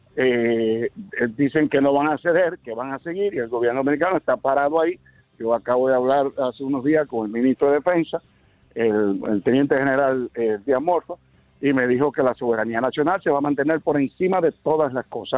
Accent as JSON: {"language": "Spanish", "country": "Dominican Republic"}